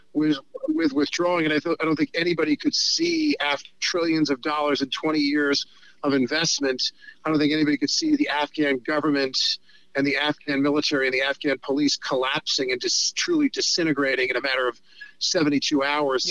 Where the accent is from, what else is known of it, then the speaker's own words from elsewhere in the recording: New York, United States; I'm a New Yorker who's a Hollywood liberal